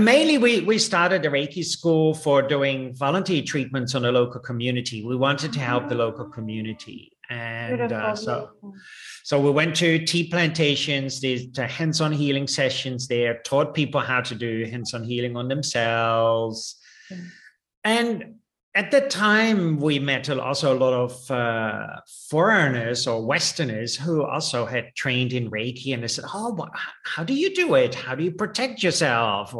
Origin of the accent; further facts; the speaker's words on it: Netherlands; moved away as an adult; also born or lived in India / Nepal / Australia; I was born in Holland and raised there.